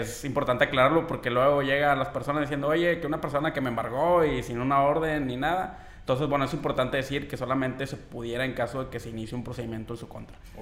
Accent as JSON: {"language": "Spanish", "country": "Mexico", "said": "nosotros como mexicanos"}